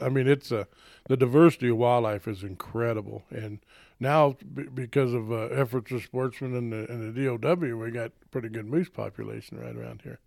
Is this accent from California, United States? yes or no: no; Southeast Colorado, United States; moved away; I grew up in Southeast Colorado